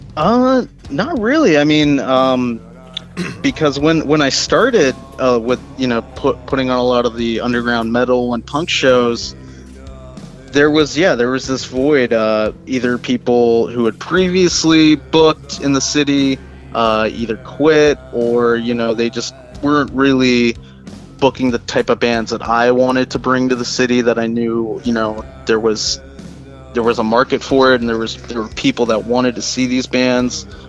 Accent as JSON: {"language": "English", "town": "Baltimore", "region": "Maryland", "country": "United States", "tie": "born or raised there", "also_born_or_lived": "New Jersey", "said": "I'm pretty much from Maryland. I grew up in and out of Baltimore County, Baltimore City my whole life"}